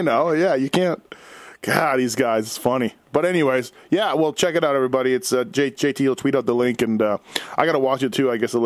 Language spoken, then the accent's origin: English; Canada; I'm Canadian